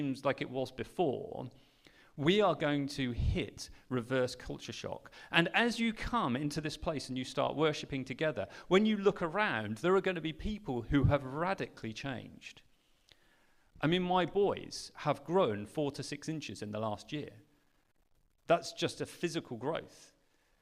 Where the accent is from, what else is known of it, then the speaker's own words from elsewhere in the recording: Sheringham, East of England, United Kingdom; also born or lived in Mozambique; I grew up in Norfolk in a little town called Sheringham on the North Norfolk coast.